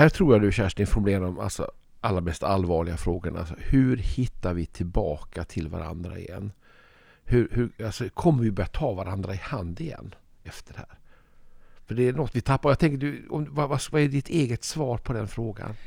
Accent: Malmö, Skåne, Sweden; i Malmö ofta, där jag kommer ifrån

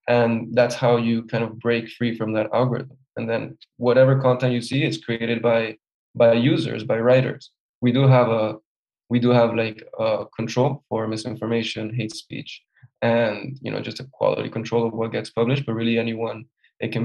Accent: Spain; since I'm from Spain

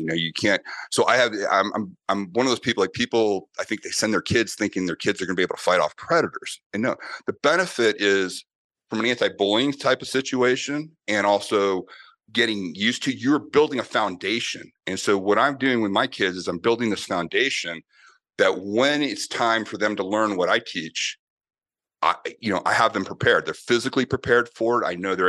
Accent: Boston, Massachusetts, United States; And then also growing up in Boston with Irish, with an Irish family that is very big on combat sports

